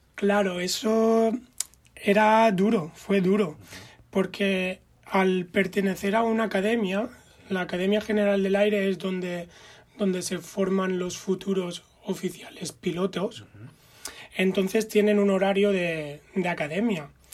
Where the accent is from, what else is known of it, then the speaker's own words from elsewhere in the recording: Spain; moved away as an adult; also born or lived in Amsterdam, Netherlands; cómo somos los españoles